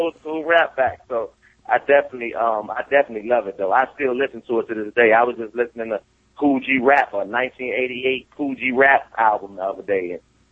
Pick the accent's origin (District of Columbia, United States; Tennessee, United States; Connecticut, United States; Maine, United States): District of Columbia, United States; Washington; in my neighborhood, and I'm from Washington, D.C., man, I'm, you know, from the hood for real